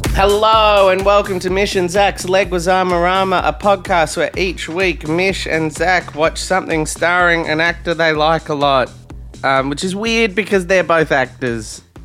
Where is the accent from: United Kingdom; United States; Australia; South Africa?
Australia; I'm Australian